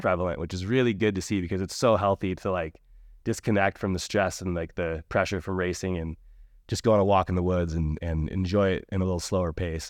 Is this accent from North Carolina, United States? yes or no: no; Alpine Meadows, California, United States; I grew up in Alpine Meadows, uh, just outside of Tahoe City